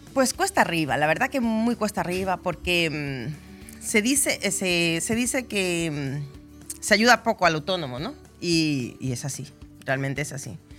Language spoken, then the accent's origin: Spanish; Ecuador; moved away as an adult; now in Benidorm, Spain; soy de Ecuador, pero vivo 20 años aquí en Benidorm